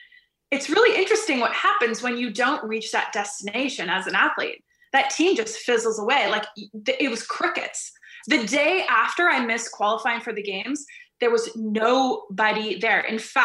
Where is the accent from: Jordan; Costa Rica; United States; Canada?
Canada; And my identity as an Olympian, as a Canadian national champion, all the labels I had given myself